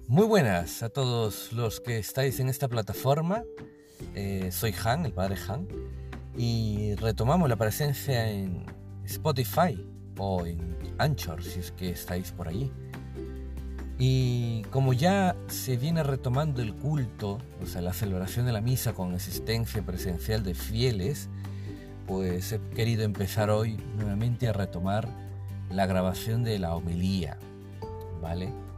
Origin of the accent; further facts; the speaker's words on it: Peru; moved away; en Perú, de donde vengo